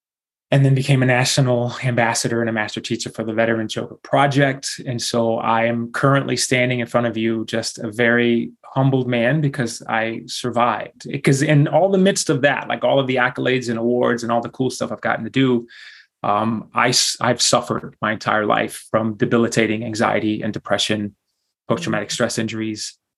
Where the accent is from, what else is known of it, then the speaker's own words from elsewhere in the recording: Houston, Texas, United States; So shout out to mi mamá y mi papá que están quedando viviendo ahí in Houston, Texas. So raised in Houston, Texas, and lived pretty much a nomadic life from the get-go.